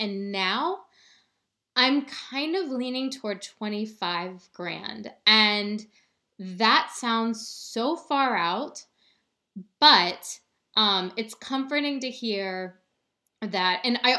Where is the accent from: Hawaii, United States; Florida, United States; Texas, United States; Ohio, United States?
Ohio, United States; Dude, I'm from Ohio.